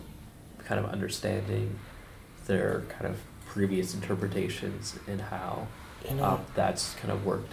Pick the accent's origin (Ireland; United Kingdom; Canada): Canada; I'm very Canadian